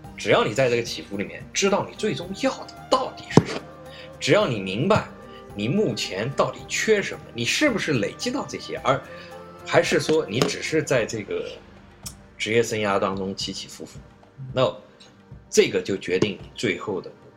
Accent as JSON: {"language": "Chinese", "country": "China", "said": "我们中国人"}